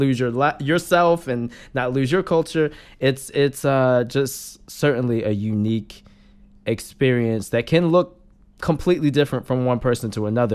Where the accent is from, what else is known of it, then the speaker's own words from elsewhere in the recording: Randallstown, Maryland, United States; I'm from Maryland, too. We're D M V for sure